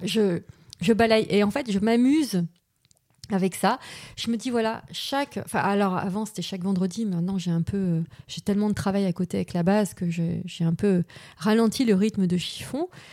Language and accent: French; Paris, Île-de-France, France; je suis née à Paris, enfin, en région parisienne, j'ai grandi à Paris